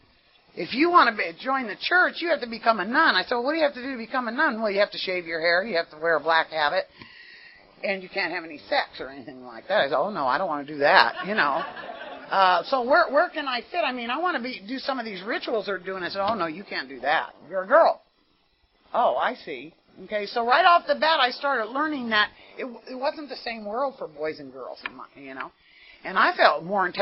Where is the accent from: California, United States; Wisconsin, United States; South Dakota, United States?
California, United States; San Jose; now in Carson City, United States; I was born in San Jose, California, to, like I say, Italian Catholic parents